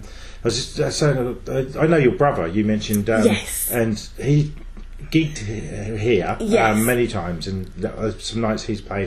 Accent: Hadleigh, East of England, United Kingdom; I'm from Hadley.

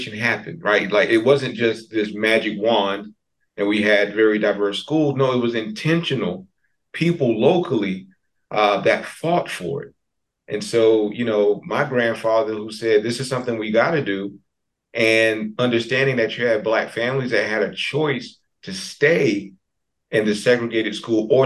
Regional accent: New Bern, North Carolina, United States; also born or lived in Elizabeth City, North Carolina; I'm from New Bern, born and raised, born in Elizabeth City, but raised in New Bern.

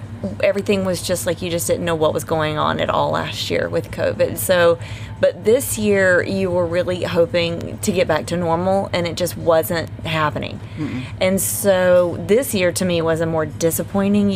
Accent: Greensboro, North Carolina, United States; I am from Greensboro, North Carolina.

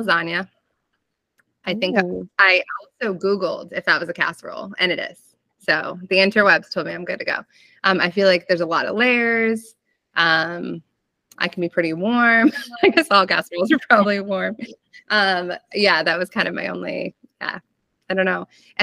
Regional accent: Maine, United States; moved away; I'm originally from Maine

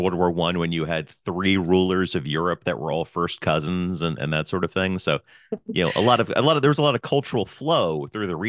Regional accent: Pennsylvania, United States; moved away; So I was born in Pennsylvania. Actually, our friend Lindsay Betzendahl lives where I lived where I was 8 years old, like in the exact same area.

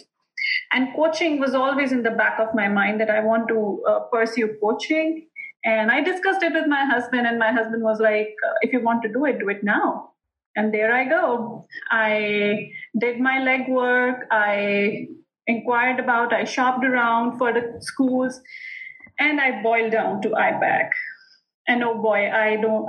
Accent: Modinagar, Uttar Pradesh, India; We are a family wherein we are three sisters from India. And from a small town of India, Modinagar.

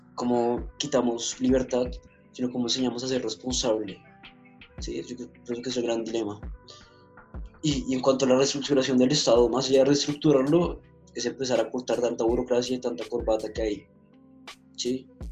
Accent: Colombia

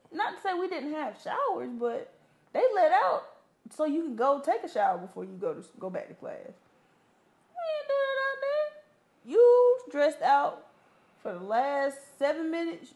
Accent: Memphis, Tennessee, United States; moved away as an adult; also born or lived in Georgia; now in Atlanta, United States; So I was already from Memphis.

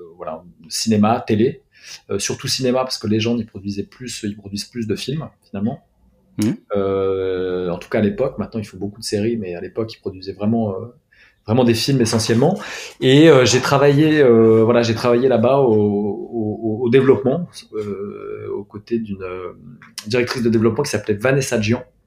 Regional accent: Paris, Île-de-France, France; moi j'ai grandi, j'ai grandi à Paris. Je suis né à Paris, j'y ai grandi

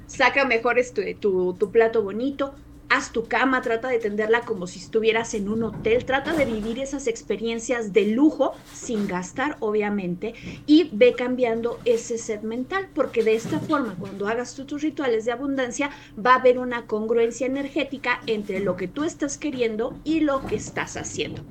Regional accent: Mexico; como mexicanos y también como latinoamericanos

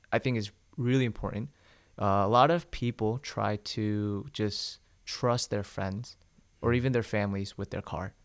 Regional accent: Smyrna, Georgia, United States; also born or lived in South Korea; I was born in Korea. I came to Georgia when I was 5 uh-huh. but we lived in Smyrna

